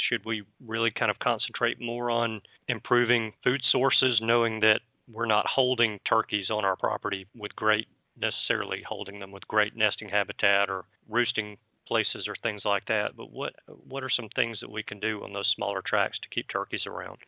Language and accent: English; the South, United States; I'm from the South.